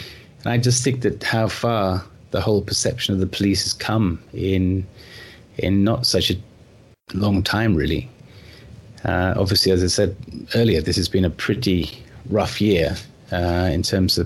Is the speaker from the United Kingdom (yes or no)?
yes; United Kingdom; I grew up in the United Kingdom